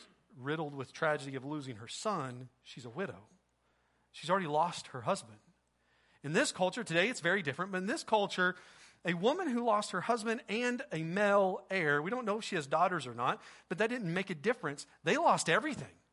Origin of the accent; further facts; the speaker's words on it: Oklahoma, United States; also born or lived in Sapulpa, Oklahoma; I'm from Oklahoma.